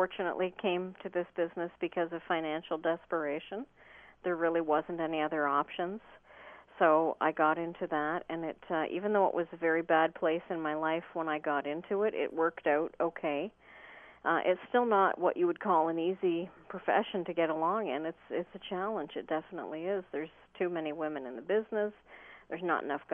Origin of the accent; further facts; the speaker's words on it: Ontario, Canada; I'm from Ontario, Canada.